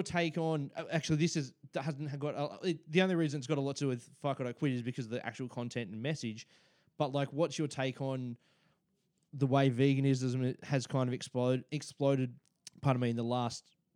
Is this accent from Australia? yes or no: yes; Australia; me as an Australian